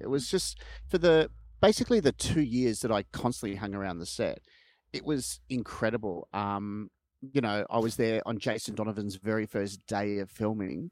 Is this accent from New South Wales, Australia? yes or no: no; Melbourne, Victoria, Australia; I lived in Vermont South and my parents' house, uh, backed onto, um, Pin Oak Court.